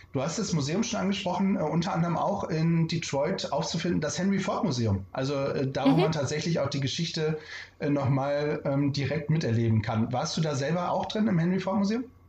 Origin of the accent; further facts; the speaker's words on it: Bremen, Germany; ich als gebürtiger Bremer